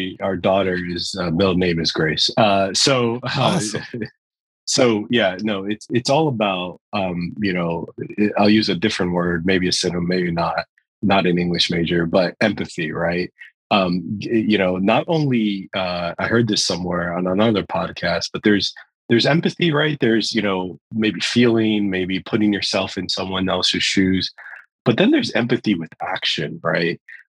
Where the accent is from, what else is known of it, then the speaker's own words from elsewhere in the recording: New York, United States; I'm a New Yorker at heart.